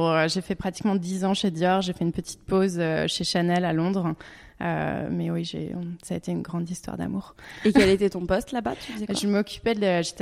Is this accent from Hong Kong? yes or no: yes; Hong Kong; born there; also born or lived in France / Canada / England / Italy; j'ai vécu en, bah, vécu en France évidemment, mais je suis née à Hong Kong. J'ai vécu au Canada, en Angleterre